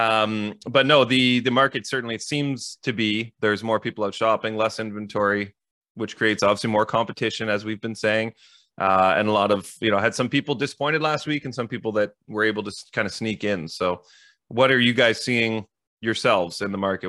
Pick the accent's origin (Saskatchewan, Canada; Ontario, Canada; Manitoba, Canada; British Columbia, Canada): Ontario, Canada; Ottawa; I grew up in the East End. So I'm now in the West End. And to your point, Dave, it was a big shift to go from East Ottawa to West Ottawa